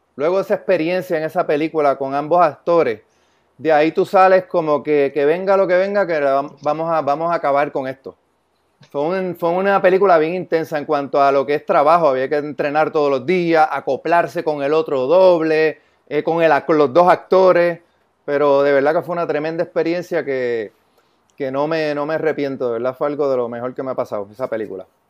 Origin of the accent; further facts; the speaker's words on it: San Lorenzo, Puerto Rico; yo soy de San Lorenzo, Puerto Rico